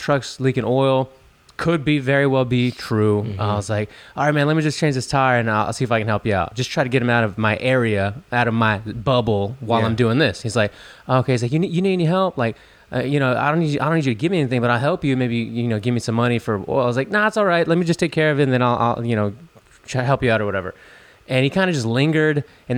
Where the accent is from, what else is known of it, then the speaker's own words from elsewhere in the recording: Chicago, Illinois, United States; I'm from Chicago. You know, I know how it goes down that I'm in H-Town.